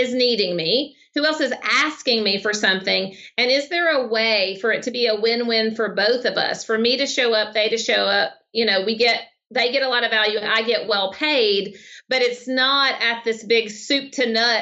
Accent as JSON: {"language": "English", "region": "Arkansas", "country": "United States", "accent": "Southern", "said": "So I'm from Arkansas."}